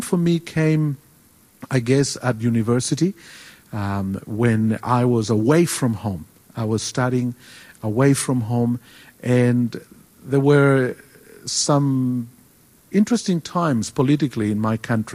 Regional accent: Chile; first language Spanish; English is a second language; moved away as an adult; now in Australia; I was born in South America. I was born in Chile. And so I speak Spanish, which we say is the language of heaven. And I grew up there

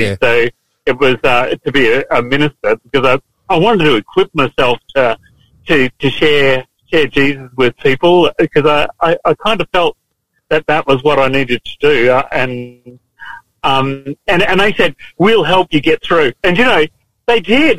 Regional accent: Lockyer Valley, Queensland, Australia; also born or lived in Toowoomba; I came from uh, the Lockyer Valley, around Gatton there, you know, on, on a farm initially and then up Woomba

